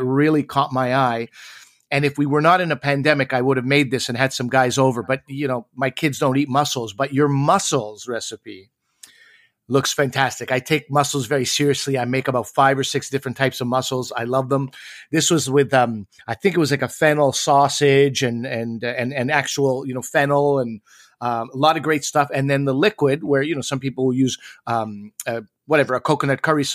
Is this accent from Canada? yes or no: yes; Canada; moved away as an adult; also born or lived in Chicago, United States; So I was a Canadian. I am a Canadian. And then I moved to America.